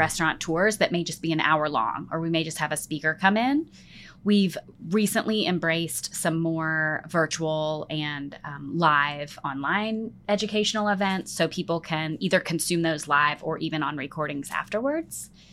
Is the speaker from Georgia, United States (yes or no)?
no; Pennsylvania, United States; now in Memphis, United States; I grew up in Pennsylvania